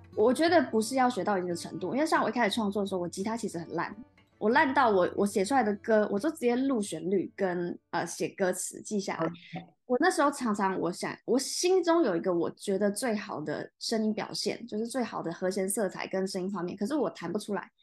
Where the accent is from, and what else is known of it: Taiwan